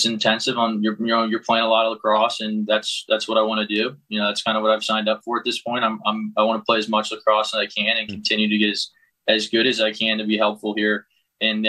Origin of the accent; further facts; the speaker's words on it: Ohio, United States; moved away as an adult; now in Denver, United States; when I was growing up in Ohio